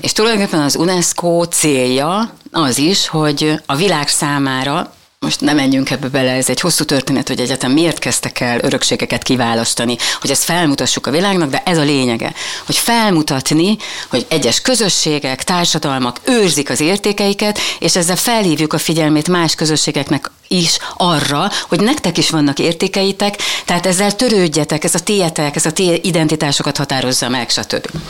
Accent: Mohács, Baranya, Hungary; Igen, mohácsi születésű vagyok.

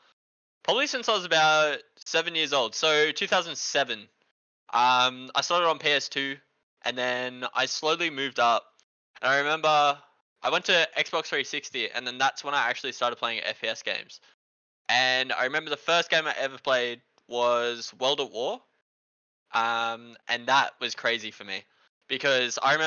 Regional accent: New South Wales, Australia; now in Melbourne, Australia; I'm from Melbourne. Originally from New South Wales

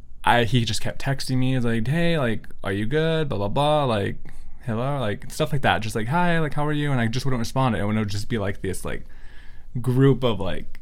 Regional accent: Central California, United States; accent: Central California; I have an accent from Central California, and I just can't pronounce my vowels.

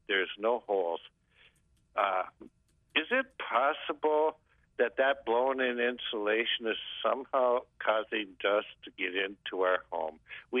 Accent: North Dakota, United States; moved away; I'm new to this area. I'm from North Dakota.

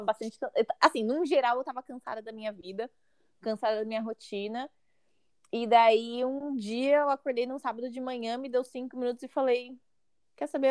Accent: Mauá, São Paulo, Brazil; moved away as an adult; also born or lived in St. John's, Canada / Washington, D.C., United States; now in Toronto, Canada; eu sou original de Mauá, no estado de São Paulo

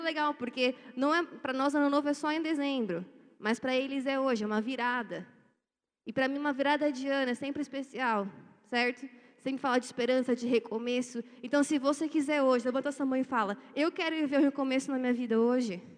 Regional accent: Brazil; A gente é brasileiro. Eu sou brasileiro.

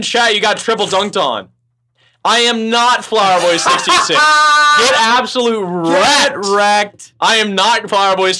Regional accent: Memphis, Tennessee, United States; I grew up in Memphis.

